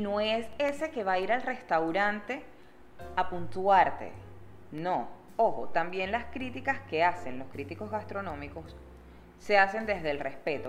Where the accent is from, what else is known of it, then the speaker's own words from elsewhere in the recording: Maracaibo, Zulia, Venezuela; now in Panama; yo soy de Maracaibo